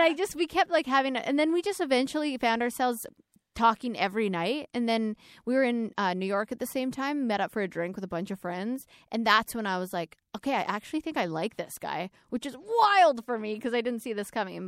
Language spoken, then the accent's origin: English; Alberta, Canada; moved away; I grew up in Alberta, in Canada